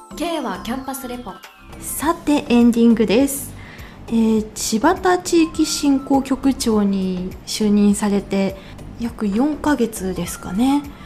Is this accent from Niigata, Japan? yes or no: yes; Seirō, Niigata, Japan; 私神田の聖籠町出身なんですけれども